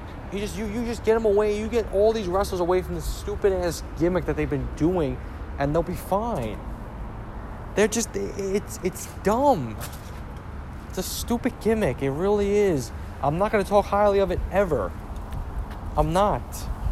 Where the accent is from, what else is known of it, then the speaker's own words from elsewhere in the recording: Ireland; And I'm an Irishman right there.